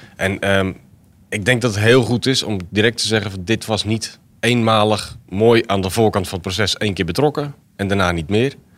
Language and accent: Dutch; Zwijndrecht, South Holland, Netherlands; ik ben geboren getogen in Zwijndrecht, dus elk hoekje en, en plekje ken ik eigenlijk wel.